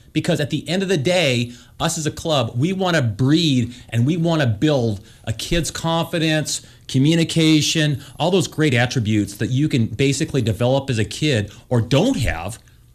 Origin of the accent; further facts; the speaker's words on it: Helena, Montana, United States; now in San Diego, United States; I'm a golfer, and now I'm a San Diego golfer. I don't like the cold weather. I grew up in Helena when golf was a spring sport in high school